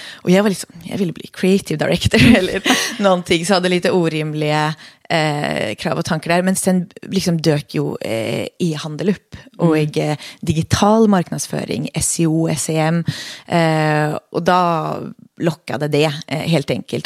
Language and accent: Swedish; Oslo, Norway; accent: Norwegian-sounding dialect; Swedish is a second language; now in Sweden; jag är då född och uppväxt i Oslo i Norge